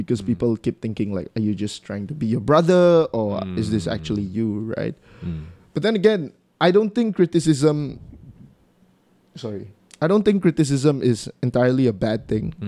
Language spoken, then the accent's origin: English; Sarawak, Malaysia; accent: Sarawakian; it's how Sarawakians speak. Our English have an accent to it